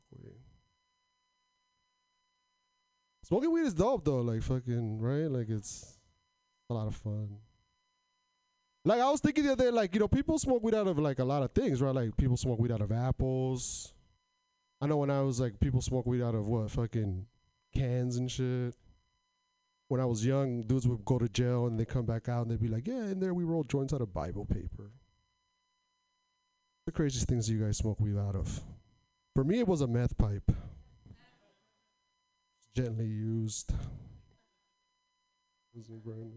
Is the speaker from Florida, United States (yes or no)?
no; Portland, Oregon, United States; I'm from Portland